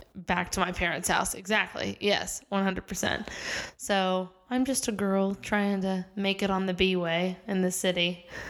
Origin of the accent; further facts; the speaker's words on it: Kansas City, Missouri, United States; moved away as an adult; also born or lived in Los Angeles; now in New York City, United States; I grew up in Kansas City. So, I'm from Missouri, uh, Kansas City, Missouri